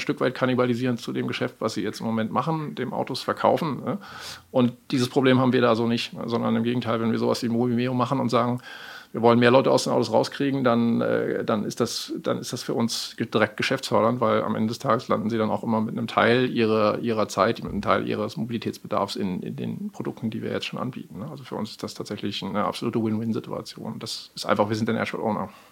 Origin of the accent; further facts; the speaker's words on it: Germany; moved away as an adult; now in Amsterdam, Netherlands; ich bin in Deutschland geboren, groß geworden und habe lange Jahre hier gelebt